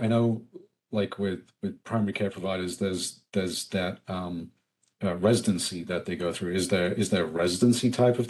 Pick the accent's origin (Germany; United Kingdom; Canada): United Kingdom; England; now in United States; I came from England. I'm still trying to figure some of this stuff out.